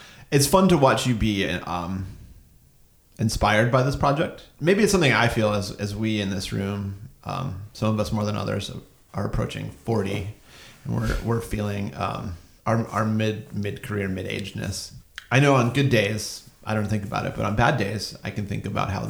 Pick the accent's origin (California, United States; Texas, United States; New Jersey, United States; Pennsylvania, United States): Pennsylvania, United States; Pittsburgh; I'm from Pittsburgh